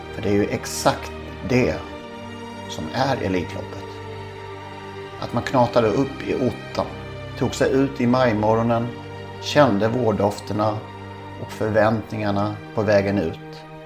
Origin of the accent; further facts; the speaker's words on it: Blekinge, Sweden; moved away; jag är från Blekinge